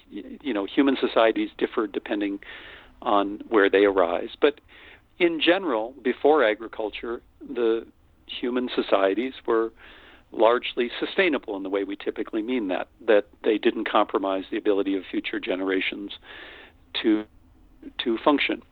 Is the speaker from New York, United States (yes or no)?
no; North Dakota, United States; born or raised there; moved away as an adult; also born or lived in Austin, Texas